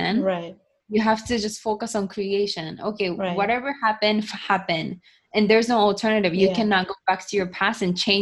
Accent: Japan; moved away as an adult; also born or lived in United States; growing up in Japan, being born and raised in Japan

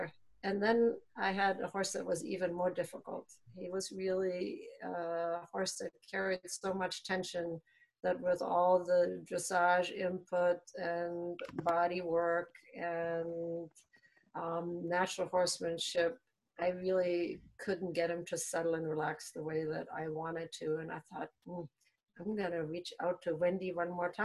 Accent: Germany; moved away as an adult; now in Maryland, United States; I was born in Germany and raised there and went through the apprenticeship

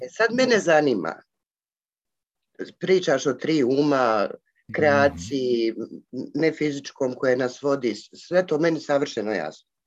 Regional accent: Sarajevo, Federation of Bosnia and Herzegovina, Bosnia & Herzegovina

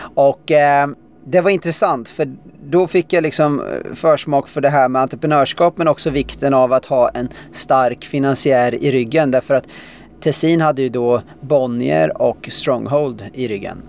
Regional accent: Tallboda, Östergötland, Sweden; also born or lived in Australia; sen så växte jag upp där

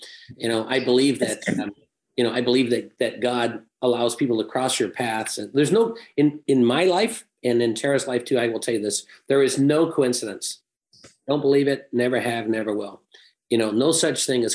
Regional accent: England, United Kingdom; moved away; I was born and raised in England

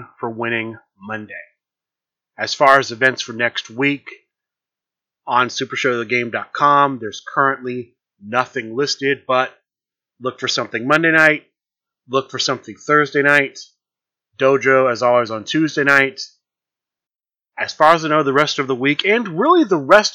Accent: Columbus, Ohio, United States; Origins Game Fair because it is in my hometown

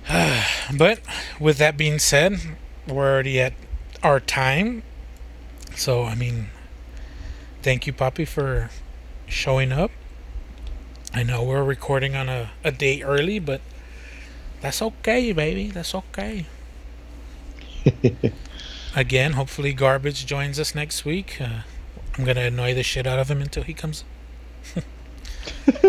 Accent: Texas, United States; As a Texan

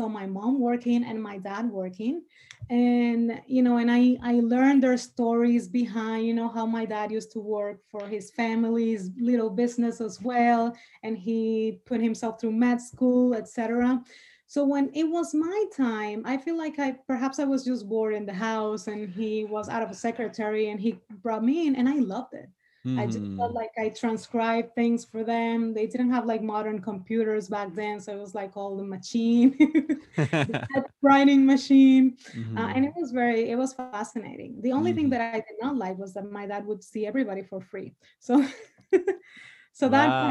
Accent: Dominican Republic; first language Spanish; English is a second language; moved away as an adult; now in United States; Spanish is my native tongue, and I lived in the DR until very recently, so I was born with that.

